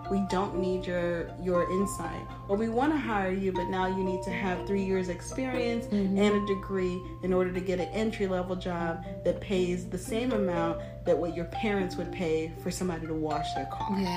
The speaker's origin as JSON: {"language": "English", "country": "Germany", "tie": "born there", "said": "I was born in Germany, I should say. My father's from Nigeria, my mother's from Panama. I've traveled all over the world."}